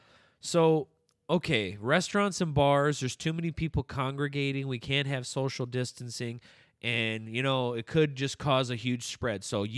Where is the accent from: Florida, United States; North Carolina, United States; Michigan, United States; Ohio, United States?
Michigan, United States; Detroit; Well, we're both like from Detroit. This is how we do it.